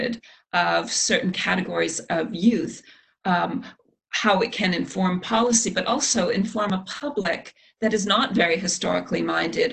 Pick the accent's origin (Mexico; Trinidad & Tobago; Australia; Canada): Canada; As a Canadian